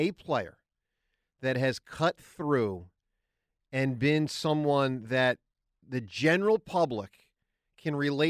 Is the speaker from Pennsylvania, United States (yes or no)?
yes; Philadelphia, Pennsylvania, United States; as a Philadelphian.